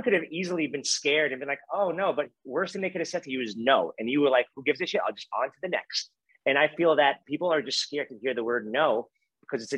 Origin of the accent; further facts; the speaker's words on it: New York City, New York, United States; growing up in Brooklyn, New York